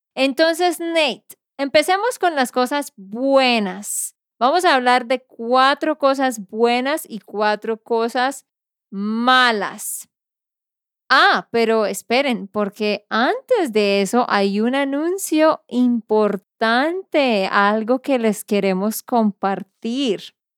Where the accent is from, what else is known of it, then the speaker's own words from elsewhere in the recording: Santander, Colombia; de Santander, Colombia.